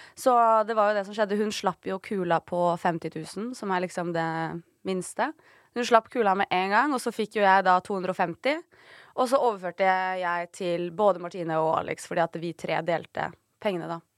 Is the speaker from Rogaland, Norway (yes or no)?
no; Oslo, Norway; Mamma og pappa bodde på Torshov. Eh, og så flytta de til Ammerud. Og så bodde vi der til jeg gikk i tredje klasse på barneskolen. Og så flytta, til, så flytta mamma til Stovner